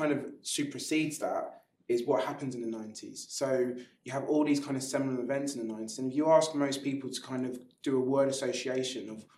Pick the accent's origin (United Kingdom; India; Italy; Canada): United Kingdom; London; You are born and bred in Clapham